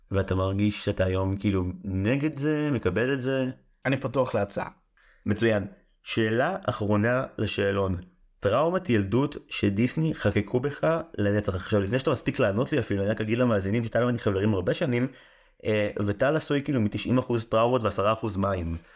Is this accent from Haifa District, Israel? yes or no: yes; Haifa, Haifa District, Israel; אתה יודע, בתור חיפאי, גבעתיים זה הדבר הכי קרוב לזה.